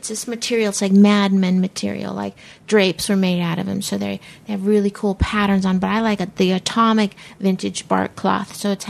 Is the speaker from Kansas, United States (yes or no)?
yes; Fort Riley, Kansas, United States; born there; My dad was in the service, and I was born outside Fort Riley, Kansas.